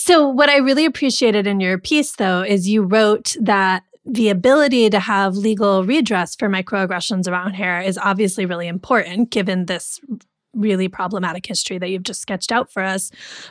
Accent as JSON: {"language": "English", "country": "United States", "tie": "born or raised there", "said": "I have British and American citizenship, but I've lived my whole life in America."}